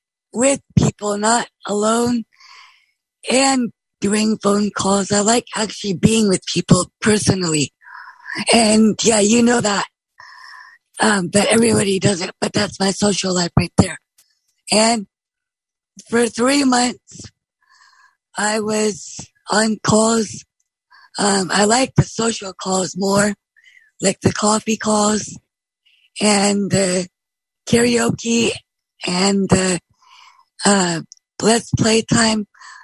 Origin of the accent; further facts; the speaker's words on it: Bremerton, Washington, United States; from Bremerton, Washington